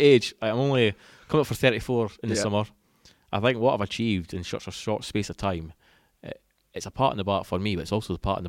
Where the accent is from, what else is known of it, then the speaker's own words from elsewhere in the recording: Broughty Ferry, Scotland, United Kingdom; It is indeed. So I'm about